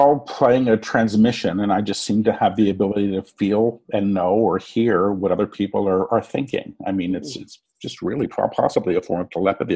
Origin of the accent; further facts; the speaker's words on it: New York City, New York, United States; I was born in New York City.